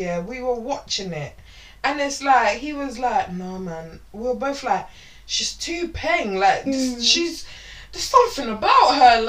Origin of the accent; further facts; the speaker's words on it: London, United Kingdom; I grew up in England, I'm not that dangerous. You from London? I'm from London.